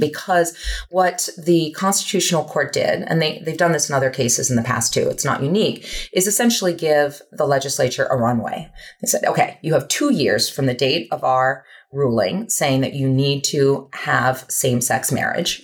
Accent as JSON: {"language": "English", "country": "United States", "said": "as an American"}